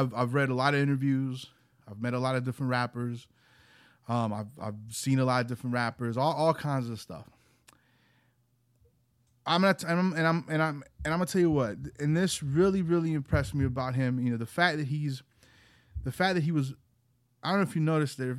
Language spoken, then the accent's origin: English; Georgia, United States; also born or lived in Chicago; I grew up in Georgia, but I did live 1 year in Chicago when I was two